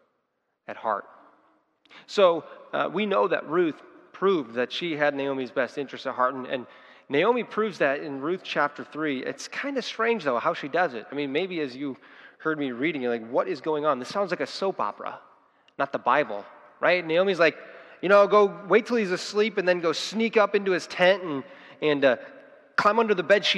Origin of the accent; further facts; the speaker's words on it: United States; we as Christians and as Americans